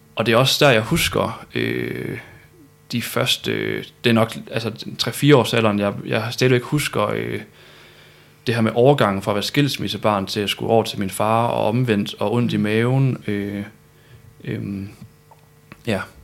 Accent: Malling, Central Denmark Region, Denmark; also born or lived in Viborg; now in Aarhus, Denmark; jeg er født i Viborg. Og så er jeg opvokset syd for Aarhus i Malling og Mårslet.

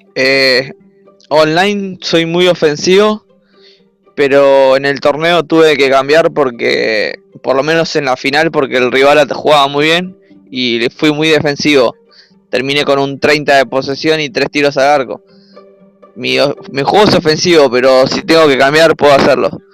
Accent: Buenos Aires, Argentina; De Argentina, de Buenos Aires, la capital.

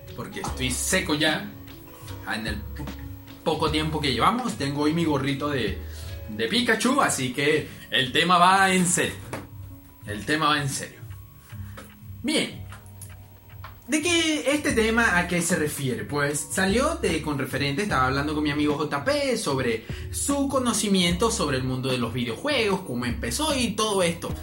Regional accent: Venezuela; aquí en mi país, que sería Venezuela

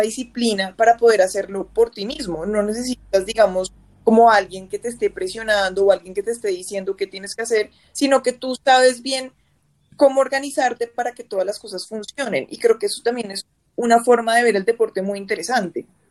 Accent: Bogotá, Colombia; nosotros los, bogotanos y los colombianos en general

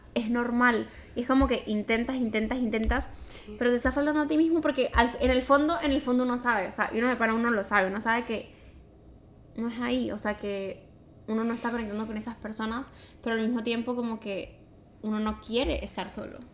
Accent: Venezuela; moved away as an adult; now in Montreal, Canada

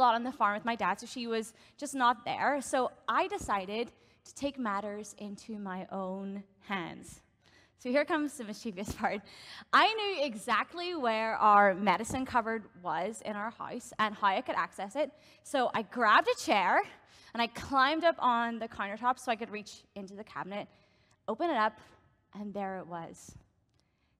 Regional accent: Northern Ireland, United Kingdom; moved away as an adult; now in Canada; I grew up in Northern Ireland, and I've been living in Canada now for, it'll actually be 5 years in August

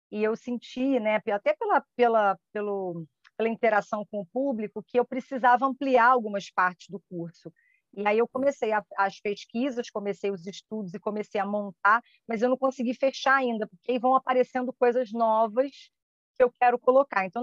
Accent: Rio de Janeiro, Brazil; now in Niterói, Brazil; Porque eu sou do Rio mas eu moro em Niterói.

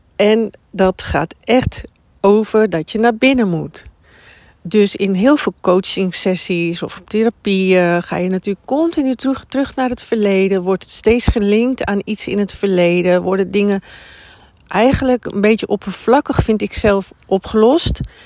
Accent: Drenthe, Netherlands; moved away; also born or lived in Amersfoort / Amsterdam; van origine kom ik uit Drenthe

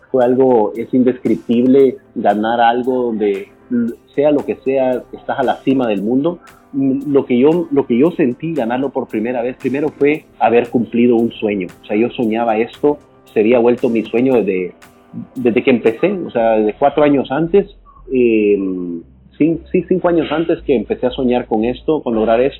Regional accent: El Salvador; no hay orgullo más grande que he sentido yo que haber ah, puesto a El Salvador, que es mi país, que es mi, cuna, mi

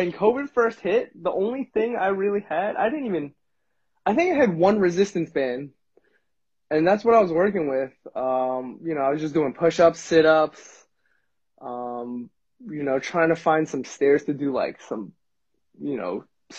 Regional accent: Bethpage, New York, United States; born or raised there; also born or lived in Jericho, New York

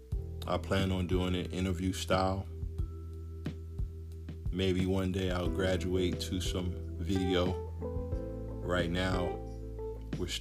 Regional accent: United States; As a black man in America, growing up in America

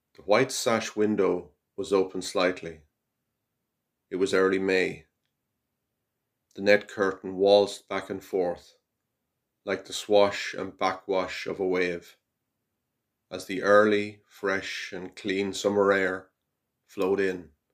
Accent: Carrigallen, Connacht, Ireland; I'm from Carrigallen in County Leitrim

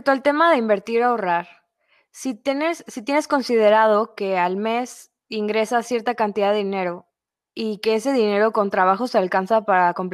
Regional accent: Mexico

